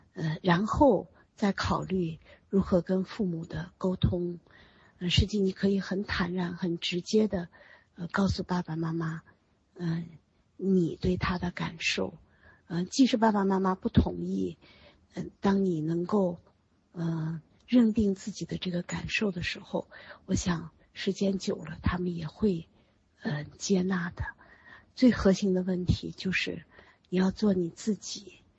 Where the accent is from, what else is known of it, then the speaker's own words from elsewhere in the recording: China; 我们中国人